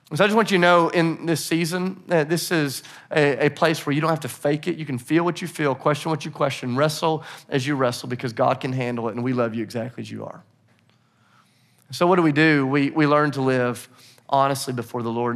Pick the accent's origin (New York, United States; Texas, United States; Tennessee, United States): Tennessee, United States; Nashville; I'm from Nashville